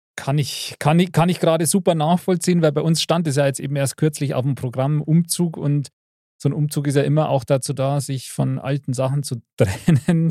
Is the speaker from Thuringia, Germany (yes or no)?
no; Bavaria, Germany; bei uns in Bayern